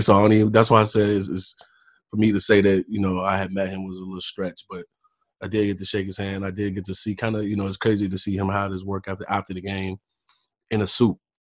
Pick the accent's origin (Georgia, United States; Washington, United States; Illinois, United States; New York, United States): Illinois, United States; Chicago; I'm from Chicago